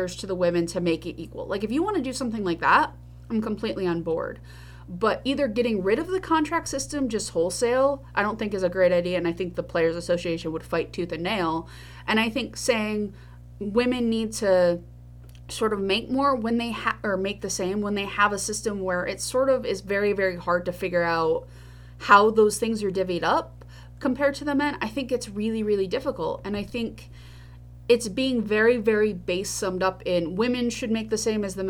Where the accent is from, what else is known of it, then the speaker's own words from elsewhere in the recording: New York, United States; I am a New Yorker.